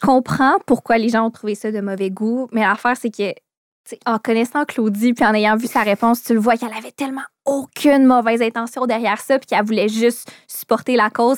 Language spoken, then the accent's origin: French; Quebec City, Quebec, Canada; Je viens de Québec, puis mes parents voulaient pas me laisser coucher dehors à Montréal parce que j'avais 13 ans